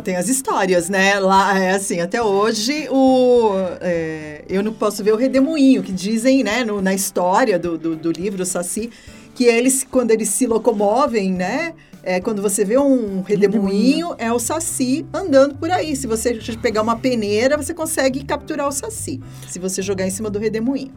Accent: São José dos Campos, São Paulo, Brazil; eu nasci em São José dos Campos

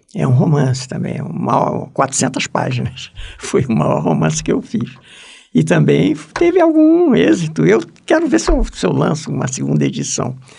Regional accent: Brazil; moved away; nós somos brasileiros

